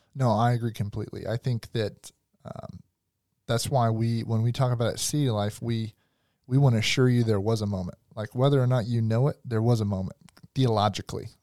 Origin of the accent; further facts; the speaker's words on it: the South, United States; I'm from the South